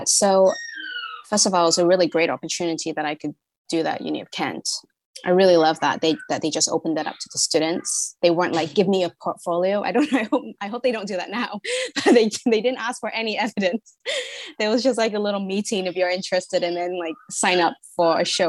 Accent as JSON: {"language": "English", "country": "Singapore", "said": "I'm from Singapore. I didn't really grow up there so much. So I wanted to kind of get a feeling of my own culture"}